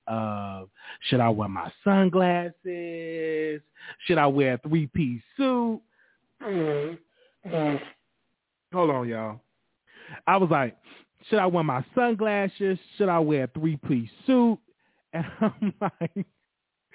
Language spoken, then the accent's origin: English; Chicago, Illinois, United States; now in Dallas, United States; Chicago is my hometown.